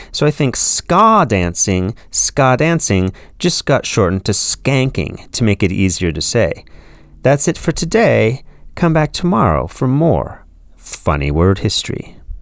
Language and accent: English; California, United States; when I was growing up in California in the nineteen eighties